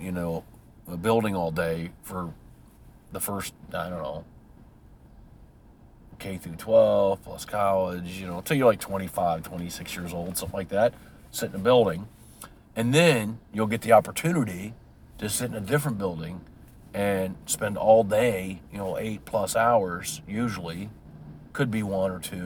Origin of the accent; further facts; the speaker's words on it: United States; I'm an American.